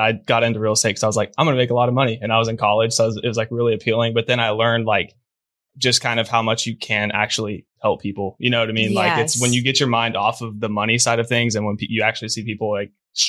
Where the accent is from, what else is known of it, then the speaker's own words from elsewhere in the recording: Decatur, Texas, United States; I'm actually from Decatur, which is, I guess, like an hour and a half ish from here